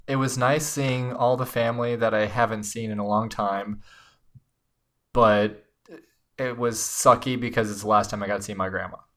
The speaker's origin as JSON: {"language": "English", "town": "Chicago", "region": "Illinois", "country": "United States", "said": "I'm from Chicago"}